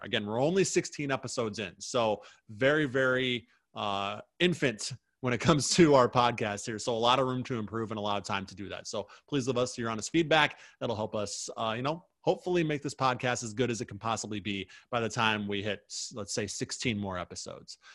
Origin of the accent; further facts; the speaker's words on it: Midwest, United States; somebody who is born and raised in the Midwest